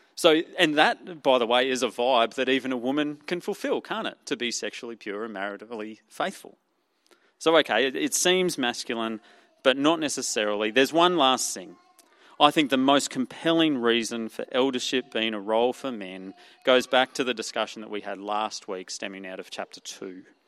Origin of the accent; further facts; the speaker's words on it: Australia; accent: Ocker; my Ocker accent